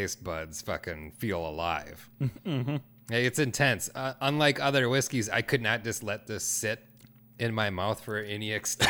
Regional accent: Minnesota, United States; We're from Minnesota, so don't be too critical of us.

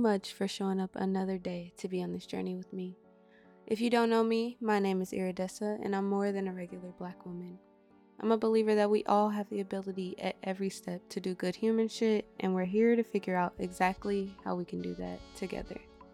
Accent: Midwest, United States; I'm from the Midwest

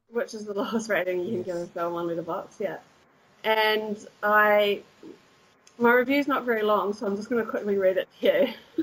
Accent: Christchurch, Canterbury, New Zealand; moved away as an adult; also born or lived in deep south of New Zealand; now in Cologne, Germany; I was born in the deep south, but I grew up in Christchurch.

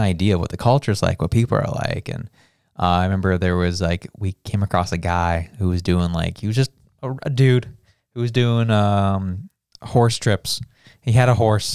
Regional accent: Canada; As a Canadian

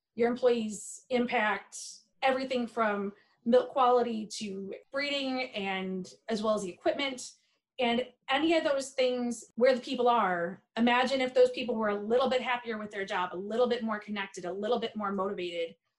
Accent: Michigan, United States; also born or lived in South Carolina; I'm from a dairy farm in mid-Michigan

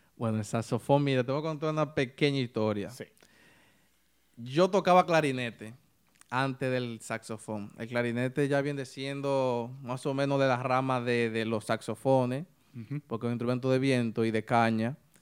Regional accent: San Ignacio de Sabaneta, Santiago Rodríguez, Dominican Republic; now in New York, United States; yo soy de un pueblo que le llaman Santiago Rodríguez

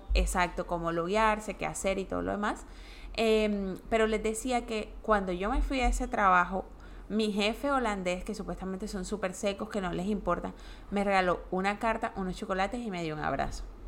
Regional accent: Colombia; moved away as an adult; yo me fui de Colombia cuando tenía 29 años

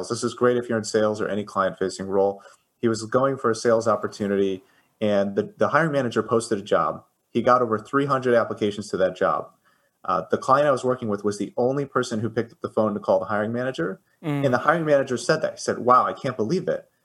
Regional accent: Chicago, Illinois, United States; I I am from Chicago. Yes.

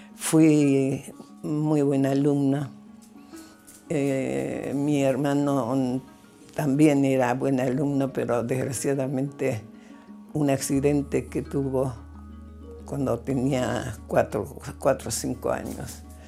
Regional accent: Buenos Aires, Argentina; Nací el 11 de octubre de 1932. Nací en Buenos Aires

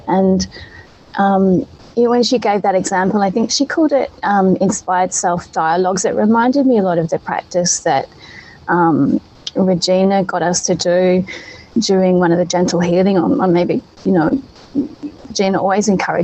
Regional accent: Australia; now in Europe; I'm from Australia. My mum's there.

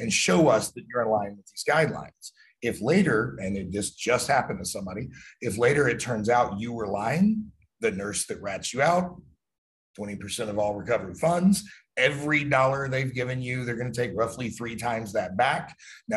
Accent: United States

